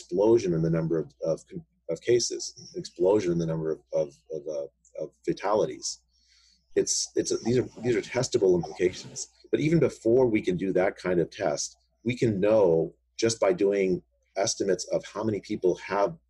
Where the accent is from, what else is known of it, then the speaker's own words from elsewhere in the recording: India; now in United States; I was born in India